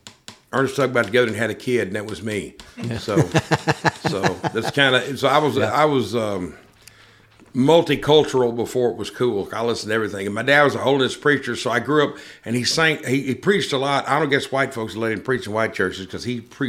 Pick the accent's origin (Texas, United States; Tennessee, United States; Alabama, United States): Texas, United States; also born or lived in Sour Lake, Texas / Anchorage, Alaska; Originally I was born in Coons, Texas in 1966, and my mom and dad, my dad's originally from Markham, Texas. My mother's from Clarkston, Mississippi. We grew up on a sharecropper's farm. They moved down to Sour Lake, Texas, and that's where I started